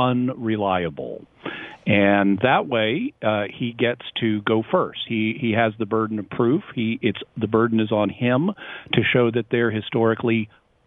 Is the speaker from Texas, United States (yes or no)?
yes; Texas, United States; I am from Texas